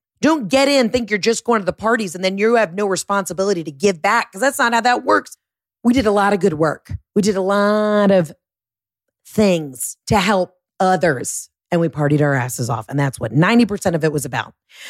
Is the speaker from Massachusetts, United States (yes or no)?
no; Georgia, United States; We were like the only two girls from Georgia.